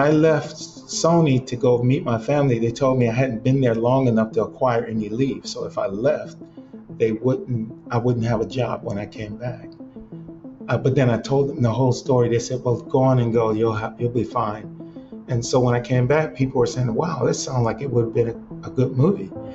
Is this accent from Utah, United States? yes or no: no; Cleveland, Ohio, United States; now in Los Angeles, United States; growing up in Cleveland